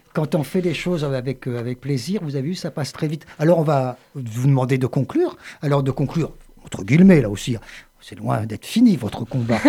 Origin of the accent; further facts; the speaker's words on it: Le Havre, Normandy, France; now in Montpellier, France; je suis originaire du Havre